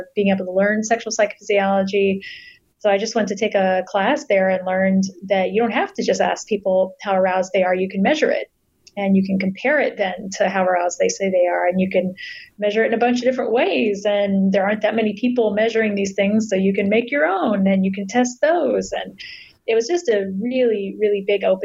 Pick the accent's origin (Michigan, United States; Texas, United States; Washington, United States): Texas, United States; Southeast; I was raised in Southeast Texas in a pretty conservative family